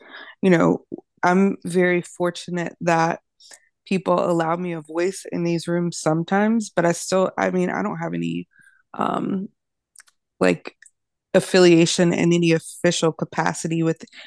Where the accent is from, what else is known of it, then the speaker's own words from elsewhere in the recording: Virginia, United States; moved away as an adult; now in Nashville, United States; I'm from Virginia